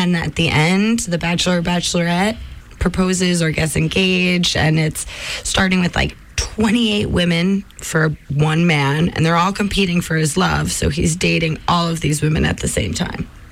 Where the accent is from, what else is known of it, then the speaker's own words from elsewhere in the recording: New York, United States; moved away; I come from New York, the Hudson River